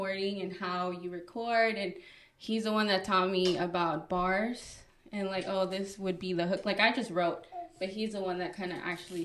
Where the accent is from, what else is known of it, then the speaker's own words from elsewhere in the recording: Dallas, Texas, United States; also born or lived in Mexico City / Tijuana; I was raised in Dallas my entire life